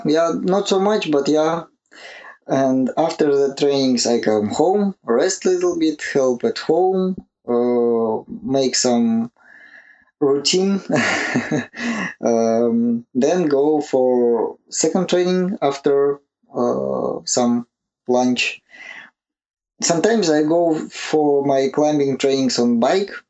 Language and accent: English; Yekaterinburg, Sverdlovsk Oblast, Russia; English is a second language; It's about 500 kilometers from my hometown